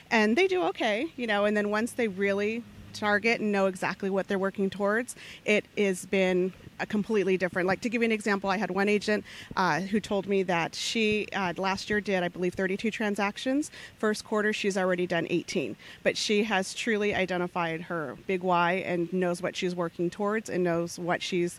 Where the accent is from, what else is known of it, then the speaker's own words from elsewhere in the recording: Phoenix, Arizona, United States; originally I was born in Arizona, grew up on the west side of Phoenix